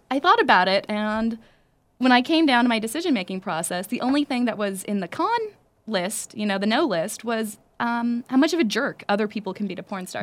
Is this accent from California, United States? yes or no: yes; Los Angeles, California, United States; I'm from East Los Angeles.